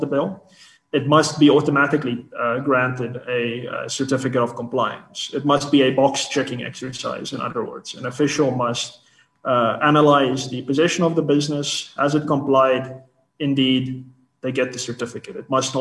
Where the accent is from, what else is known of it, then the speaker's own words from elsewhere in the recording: South Africa; As South African citizens, as South African business people